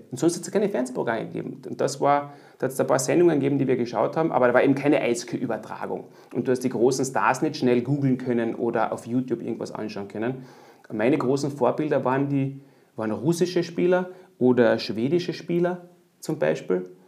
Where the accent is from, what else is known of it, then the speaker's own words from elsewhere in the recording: Austria; als Österreicher nach Deutschland gehen und ich war dann doch noch, äh, so richtig erwachsen war ich eigentlich noch gar nicht. Und das war auch die Zeit, wo es nicht so üblich war, als Österreicher im Ausland äh, einen Job zu kriegen als Eishockeyspieler.